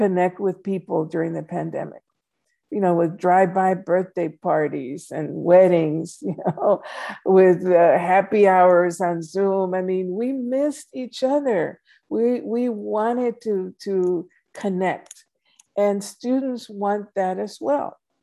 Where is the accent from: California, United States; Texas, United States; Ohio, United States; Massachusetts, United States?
Texas, United States; Laredo; moved away as an adult; also born or lived in San Antonio, Texas / Houston, Texas; my hometown of Laredo